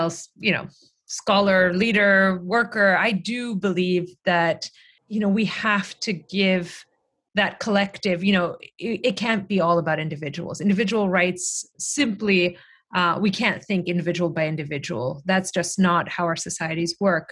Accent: Greece; moved away; my home country where, you know, I grew up, where my parents live in Greece

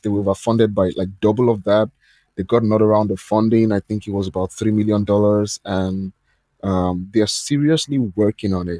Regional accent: Nigeria; I'm from Nigeria

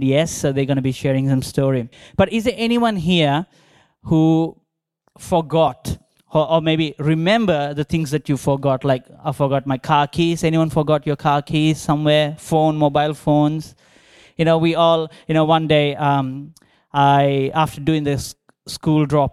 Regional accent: Visakhapatnam, Andhra Pradesh, India; moved away; growing up in India

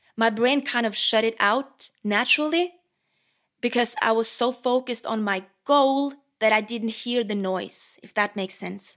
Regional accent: Norway; English is a second language; I'm Norwegian

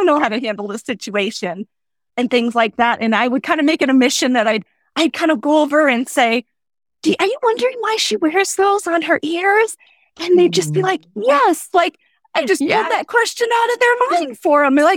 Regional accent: Nebraska, United States; moved away as an adult; I grew up in Nebraska, but I married my high school sweetheart, and he got commissioned into the military. So we have been traveling around the country.

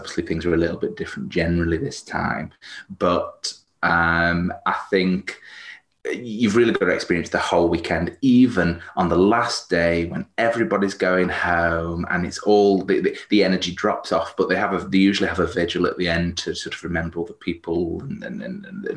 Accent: Stoke-on-Trent, West Midlands, United Kingdom; also born or lived in Manchester; now in Cheshire, United Kingdom; I'm from Cheshire, so although I'm originally from sort of Stoke-on-Trent and moved around a bit, lived in Manchester for a while

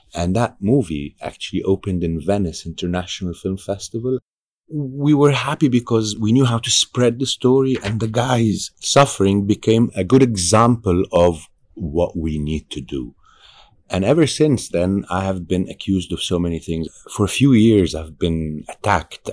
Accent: Egypt; I'm from Egypt

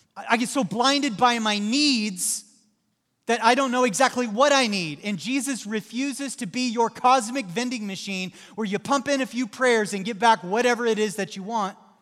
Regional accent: Southwest Missouri, United States; moved away; I grew up in Southwest Missouri

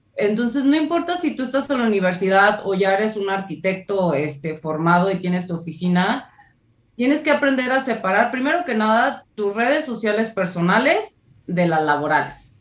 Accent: Guadalajara, Jalisco, Mexico; now in Mexico City, Mexico; en Guadalajara, que es mi ciudad natal. Ahora vivo en la Ciudad de México.

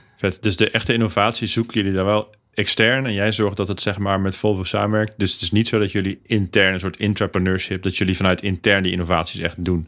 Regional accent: Netherlands; wij als Hollanders

